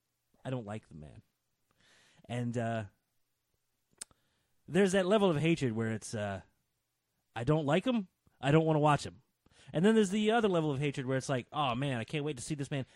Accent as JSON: {"language": "English", "region": "Virginia", "country": "United States", "tie": "born or raised there", "said": "As a boy born and raised in Virginia, south enough to be offended by this garbage."}